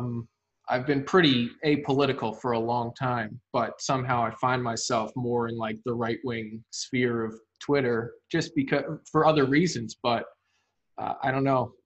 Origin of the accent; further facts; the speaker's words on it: New Jersey, United States; I've always been here. I live 25 minutes from where I grew up now